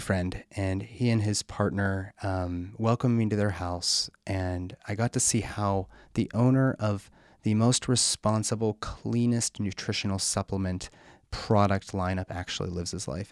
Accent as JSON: {"language": "English", "town": "Pittsburgh", "region": "Pennsylvania", "country": "United States", "tie": "born or raised there", "said": "at a West Penn Hospital in Pittsburgh, my hometown"}